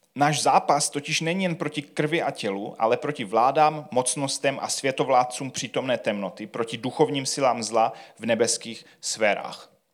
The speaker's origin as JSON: {"language": "Czech", "country": "Czechia", "said": "jsme Češi"}